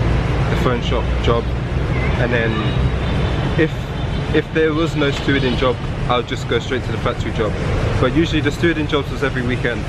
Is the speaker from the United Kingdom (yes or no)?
yes; London, United Kingdom; moved away as an adult; also born or lived in Chiang Mai, Thailand; now in Ho Chi Minh City, Vietnam; So I'm from London, England.